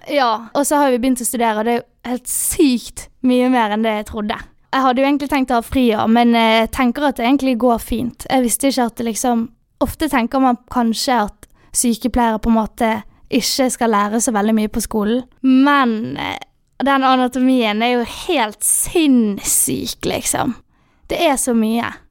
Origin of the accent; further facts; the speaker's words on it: Bergen, Vestland, Norway; moved away as an adult; also born or lived in Sunnmøre; now in Molde, Norway; Den tidligere skolen jeg gikk på hjemme i Bergen på videregående